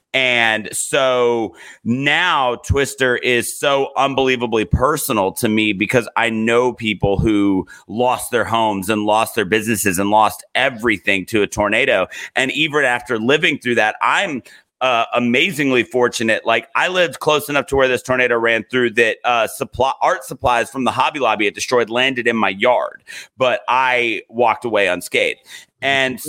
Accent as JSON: {"language": "English", "region": "Virginia", "country": "United States", "tie": "born or raised there", "moved": "yes", "lives_now": "Alabama, United States", "said": "I didn't grow up in Alabama. I grew up in Virginia"}